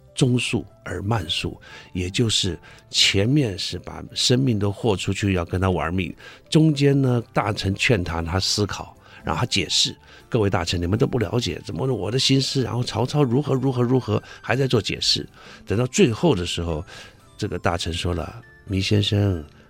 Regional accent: Taiwan; accent: Taiwanese; 因为我们台湾有一个口音

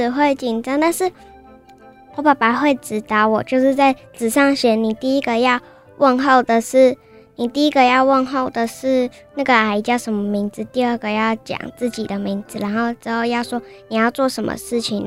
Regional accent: Pingzhen District, Taoyuan, Taiwan; 我是来自桃园平镇区的北市国小二年级的

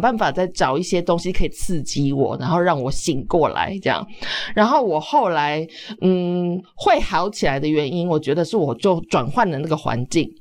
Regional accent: Taiwan; also born or lived in Australia

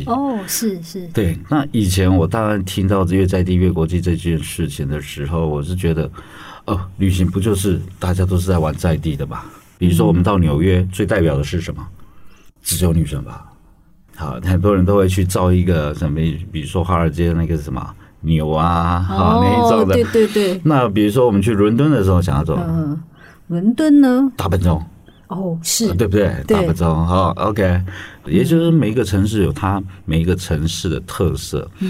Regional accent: Pingtung County, Taiwan; 你跟他讲说：“哦，我们来自屏东啊啊，

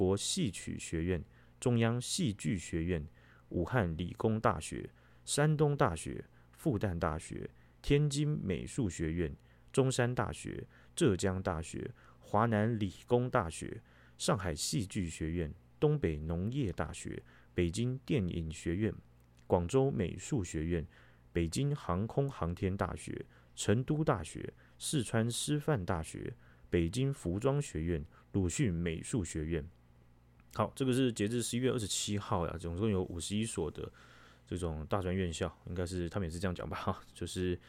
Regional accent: Taiwan; 然后我们台湾人去去远端声援的，也有也有唱唱名这些学校。

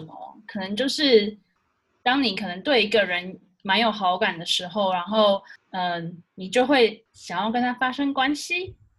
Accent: Taiwan; 我是台湾人

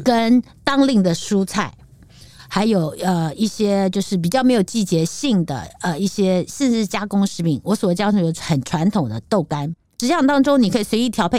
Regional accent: Taipei, Taiwan; 虽然我是台北土生土长

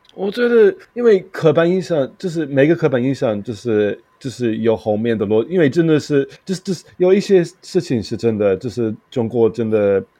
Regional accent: London, United Kingdom; Chinese is a second language; moved away as an adult; also born or lived in South Korea / Qingdao, China; now in Taiwan; 我就是在东伦敦长大了，然后我就是真的是非常，呃，比较低层的，就是，就是家庭的

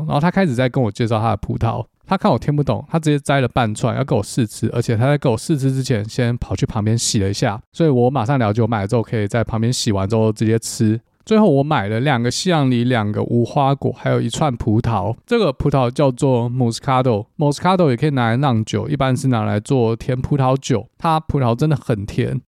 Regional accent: Taiwan; 我们台湾人

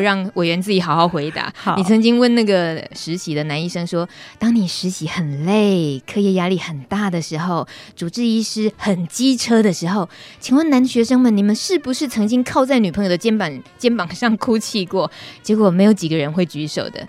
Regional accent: Taichung, Taiwan; 我们都是台中人

